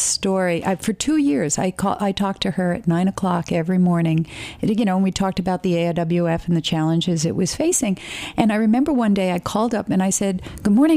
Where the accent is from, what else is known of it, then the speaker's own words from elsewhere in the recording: New York City, New York, United States; we're sitting in Brooklyn, and I grew up in Brooklyn, and my father started Apex Technical School